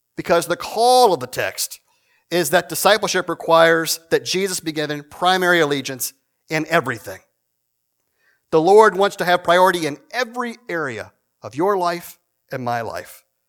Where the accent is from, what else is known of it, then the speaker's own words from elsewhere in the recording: Shenandoah Valley, Virginia, United States; moved away; I'm originally from Virginia, from a, a country church in the middle of nowhere